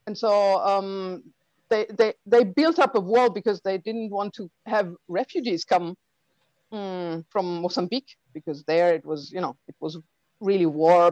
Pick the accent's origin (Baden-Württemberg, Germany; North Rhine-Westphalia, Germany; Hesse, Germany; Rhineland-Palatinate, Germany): Baden-Württemberg, Germany; Heilbronn; I'm coming from Germany